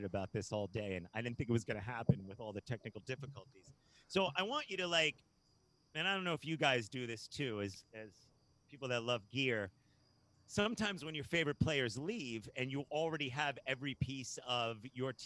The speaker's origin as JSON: {"language": "English", "area": "Hampton Roads", "region": "Virginia", "country": "United States", "said": "where we're from here in Hampton Roads"}